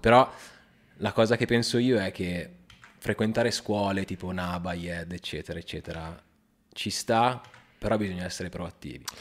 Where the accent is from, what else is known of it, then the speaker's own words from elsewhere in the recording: Milan, Lombardy, Italy; Milanese, però mamma è calabrese